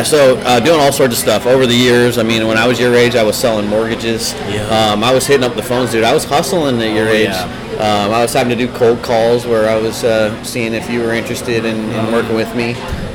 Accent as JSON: {"language": "English", "town": "Johnston", "region": "Iowa", "country": "United States", "tie": "born or raised there", "also_born_or_lived": "Central Illinois / Indiana", "said": "I grew up in Johnston."}